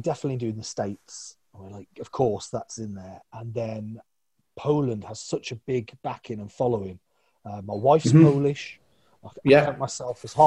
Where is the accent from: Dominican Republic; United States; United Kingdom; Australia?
United Kingdom; I'm British.